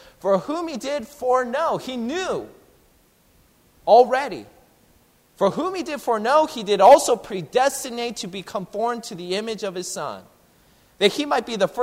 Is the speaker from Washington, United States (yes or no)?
yes; Seattle, Washington, United States; moved away; I'm originally from the Seattle area